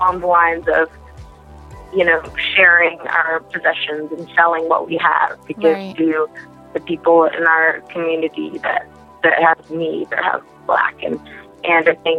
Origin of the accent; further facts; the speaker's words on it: Beverly Hills, California, United States; I grew up in Beverly Hills. I went to Beverly Hills High School